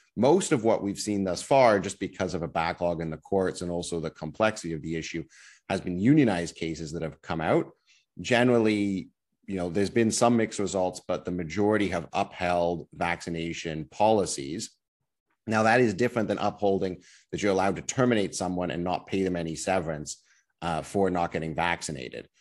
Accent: Ottawa, Ontario, Canada; now in Toronto, Canada; I'm originally from Ottawa

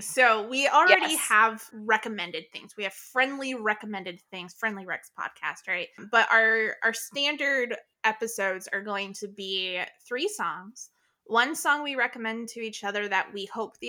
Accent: North Florida, United States; I grew up in North Florida

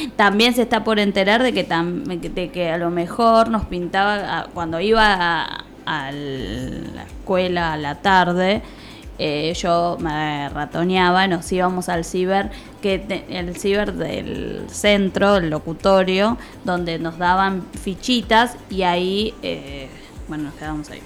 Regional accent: Tigre, Buenos Aires Province, Argentina; yo soy de Tigre, bueno, viví en Tigre, Rincón de Milberg

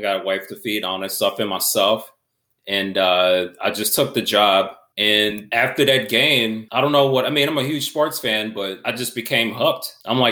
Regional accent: St. Louis, Missouri, United States; moved away; originally I'm from St. Louis, Missouri

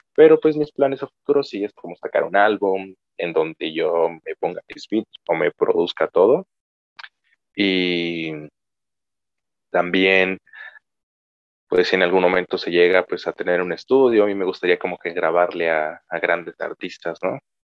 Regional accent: Cuilapam de Guerrero, Oaxaca, Mexico; aquí de mi pueblo

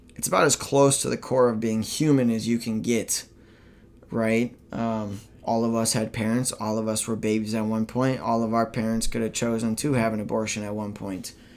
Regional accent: Minnesota, United States; moved away as an adult; my home state of Minnesota

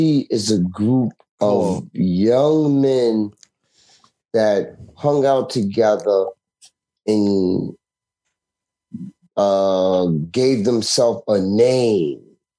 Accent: Roosevelt, New York, United States; also born or lived in Central Islip, Long Island; I'm from Long Island. I'm from Roosevelt, Long Island.

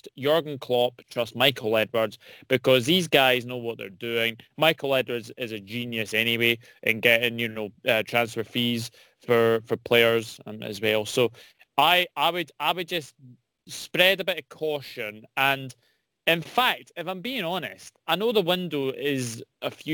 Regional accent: Scotland, United Kingdom; being a Scotsman

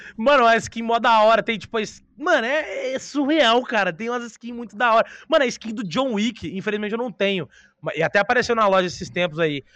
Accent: Brazil; A gente é brasileiro

